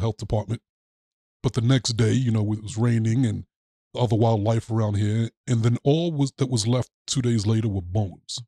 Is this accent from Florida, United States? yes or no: no; New York, United States; moved away; I'm from New York originally